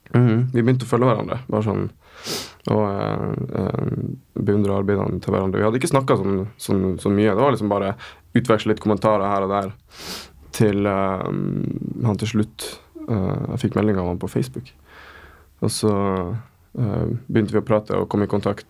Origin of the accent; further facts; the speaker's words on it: Kjøllefjord, Finnmark, Norway; moved away as an adult; also born or lived in Tromsø; now in Oslo, Norway; kommer ifra uh, Finnmark. Bitte lita fiskevær som heter Kjøllefjord